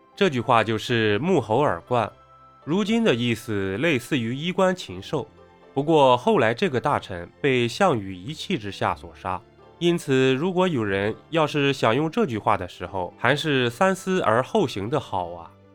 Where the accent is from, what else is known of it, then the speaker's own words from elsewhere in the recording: China; 作为一个中国人